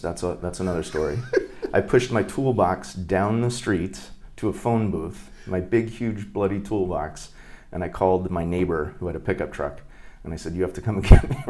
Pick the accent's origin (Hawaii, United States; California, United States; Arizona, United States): Hawaii, United States; born there; also born or lived in Northern Virginia; I think I'd been west of the Mississippi once in Minnesota as a kid, and I was born in Hawaii, so twice. But I'd never been like outside of, you know, the East Coast.